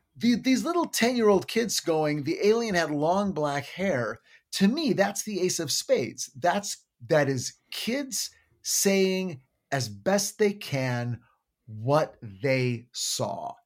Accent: United States; as an American

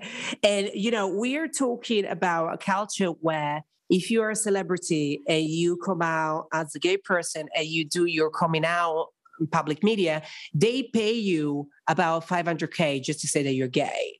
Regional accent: Italy; moved away; growing up in a country very Catholic, very conservative everybody in Italy is very attached to their roots

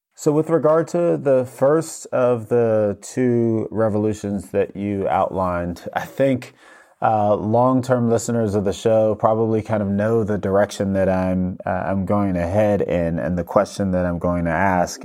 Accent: New York, United States; moved away; I'm originally from New York

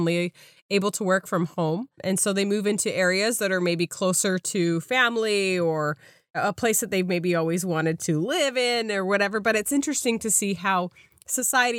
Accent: suburb of Salt Lake City, Utah, United States; moved away; I couldn't even find the home I had grown up

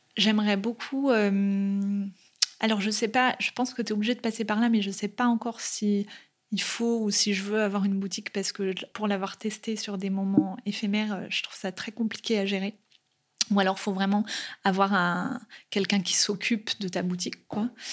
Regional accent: Nantes, Pays de la Loire, France; moved away as an adult; je suis née à Nantes et que je passe toute mon enfance euh, ici

